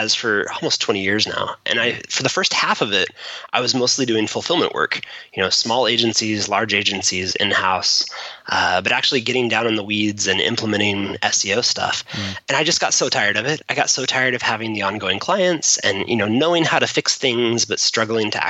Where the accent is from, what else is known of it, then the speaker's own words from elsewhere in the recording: Washington, United States; we're from Washington